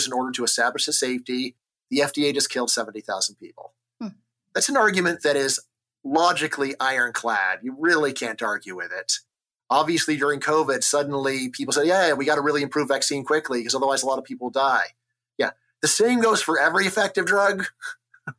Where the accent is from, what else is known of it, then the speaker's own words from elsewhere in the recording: Los Angeles, California, United States; I grew up in Los Angeles back when my area was Reagan country